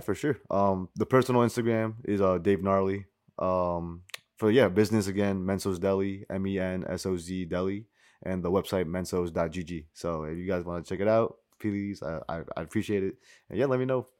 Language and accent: English; White Plains, New York, United States; growing up, white planes, like, born and raised